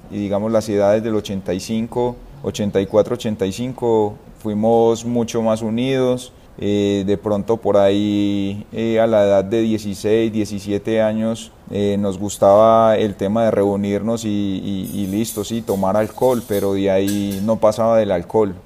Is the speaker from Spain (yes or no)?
no; Itagüí, Antioquia, Colombia; also born or lived in San Antonio de Prado; yo soy del municipio de, Itagüí, soy de eh, barrio San Gabriel